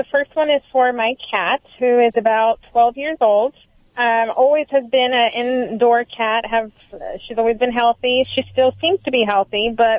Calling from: Huntington Beach, California, United States; I'm calling from Huntington Beach, California.

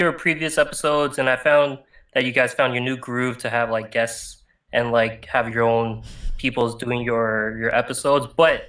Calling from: Toronto, Ontario, Canada; Figured I'd just try to do it because I'm in from Toronto, so I don't think our hours are the same.

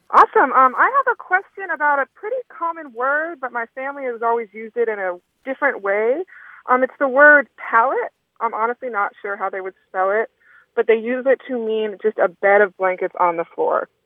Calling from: San Antonio, Texas, United States; also born or lived in Florida / Southern California; I'm calling from San Antonio, Texas

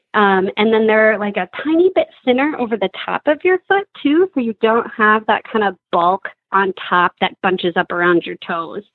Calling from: Madison, Wisconsin, United States; I am calling today from Madison, Wisconsin

